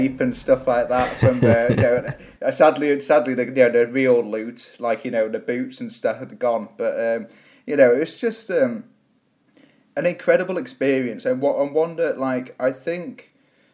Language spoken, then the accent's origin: English; Shrewsbury, West Midlands, United Kingdom; also born or lived in Manchester; I was born in, born and raised in Shrewsbury